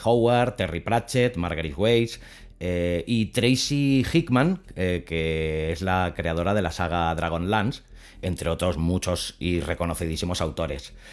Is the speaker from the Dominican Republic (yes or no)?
no; L'Hospitalet de Llobregat, Catalonia, Spain; moved away; yo soy nacido en Hospitalet de Llobregat, aunque ya hace muchos años que no vivo allí